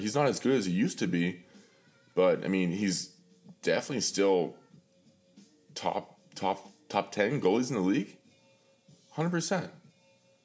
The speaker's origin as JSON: {"language": "English", "town": "Pittsburgh", "region": "Pennsylvania", "country": "United States", "tie": "born or raised there", "said": "born and raised in Pittsburgh"}